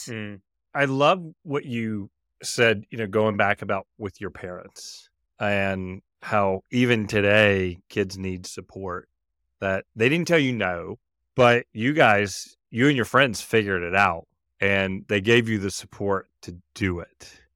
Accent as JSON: {"language": "English", "region": "Mississippi", "country": "United States", "tie": "born or raised there", "said": "growing up in Mississippi"}